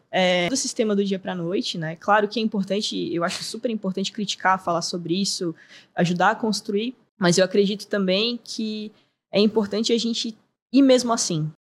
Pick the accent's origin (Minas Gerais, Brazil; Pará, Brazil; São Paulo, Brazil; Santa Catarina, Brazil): Santa Catarina, Brazil; Florianópolis; Eu sou manezinha nascida e criada